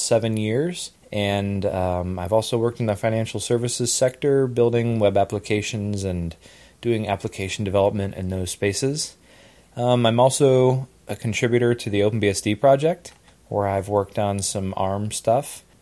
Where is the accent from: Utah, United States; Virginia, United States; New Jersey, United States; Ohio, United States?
Ohio, United States; I'm from Ohio